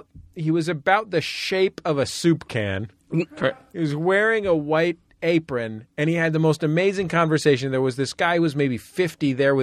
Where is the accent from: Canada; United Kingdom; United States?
United Kingdom; I'm actually British. I don't know if you knew that.